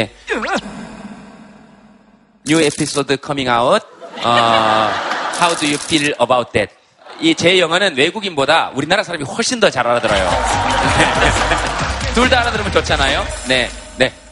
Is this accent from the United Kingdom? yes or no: yes; United Kingdom; accent: British; 저는 약간 영국식 악센트가 있어서.